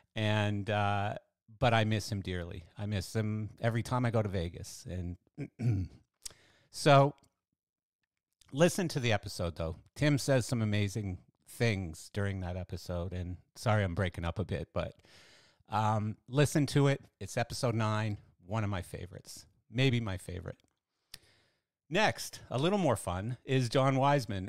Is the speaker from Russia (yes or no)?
no; Canada; I'm Canadian and I'm a bass player